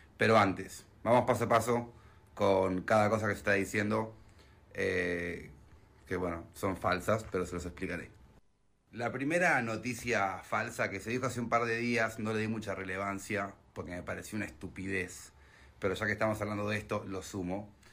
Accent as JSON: {"language": "Spanish", "country": "Argentina", "said": "soy argentino y Neuquén queda en Argentina"}